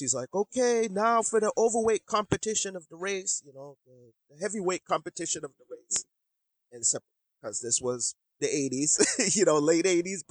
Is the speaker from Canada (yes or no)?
no; Boston, Massachusetts, United States; also born or lived in Jamaica; I'm just living, you know, the typical, you know, American lifestyle and growing up in Boston.